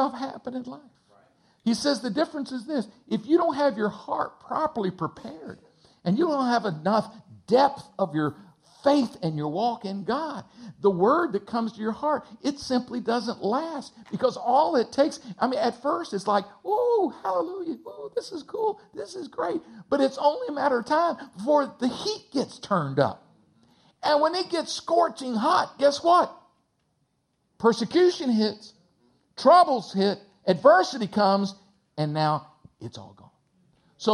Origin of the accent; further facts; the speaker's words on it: Texas, United States; I grew up in a small town in between San Antonio and Austin, Texas